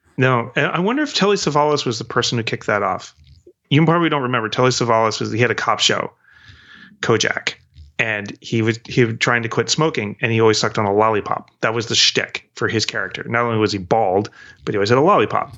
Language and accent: English; New England, United States; also born or lived in Maine / Virginia / British Columbia, Canada; now in Vancouver, Canada; I was born in New England and I went to s-, school in Maine and Um, my parents were from the Northeast